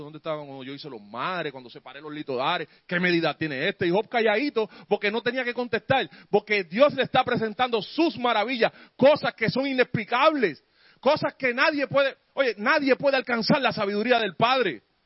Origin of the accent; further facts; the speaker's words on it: San Juan, Puerto Rico; yo me crié en Barrio Obrero y aquella en Puerto Rico